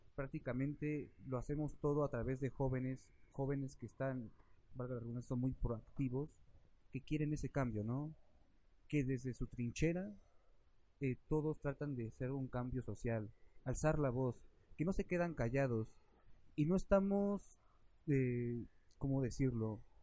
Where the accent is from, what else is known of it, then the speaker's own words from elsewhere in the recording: Mexico; nosotros como mexicanos